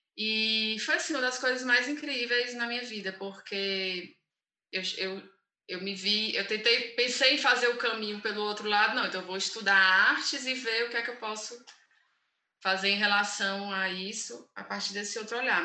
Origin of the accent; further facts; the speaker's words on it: Fortaleza, Ceará, Brazil; moved away as an adult; also born or lived in São Paulo; sou de Fortaleza